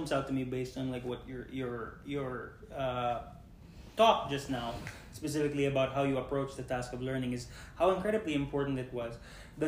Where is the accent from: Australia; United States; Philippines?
Philippines; I am Filipino